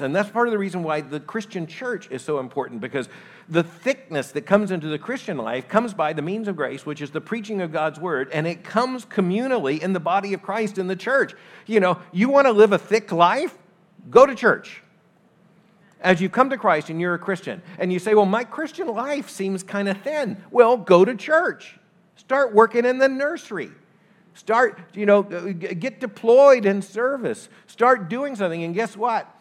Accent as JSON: {"language": "English", "region": "Florida", "country": "United States", "tie": "born or raised there", "moved": "yes", "said": "I grew up in Florida."}